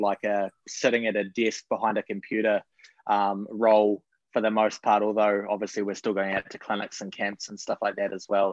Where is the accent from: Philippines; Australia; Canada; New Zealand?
New Zealand; accent: Kiwi; moved away as an adult; now in United States; hopefully I can hold on to my accent for a little bit longer